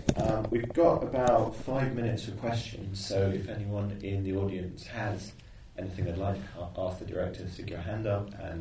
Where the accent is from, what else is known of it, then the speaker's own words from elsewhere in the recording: London, United Kingdom; as a Londoner